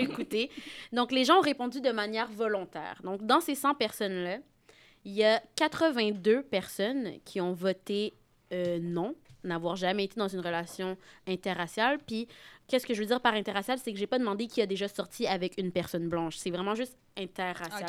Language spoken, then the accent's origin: French; Saint-Basile-le-Grand, Quebec, Canada; je suis de Saint-Basile-le-Grand